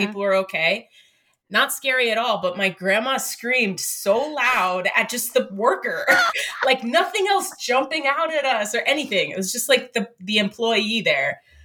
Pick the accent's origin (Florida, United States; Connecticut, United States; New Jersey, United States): New Jersey, United States; Hackettstown; it's not where I was born, but I would say it's my hometown, Hackettstown, New Jersey.